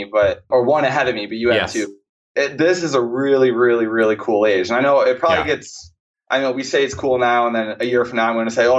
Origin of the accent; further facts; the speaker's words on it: Groton, New York, United States; I am from a very small town in central New York, Groton, New York, to be clear.